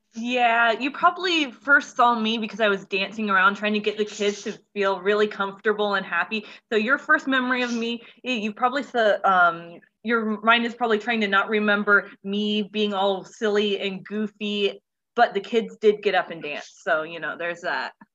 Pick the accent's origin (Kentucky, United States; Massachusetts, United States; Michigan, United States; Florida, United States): Florida, United States; Central; I'm from Florida, like Central Florida, uh, born, raised, hopefully never have to leave.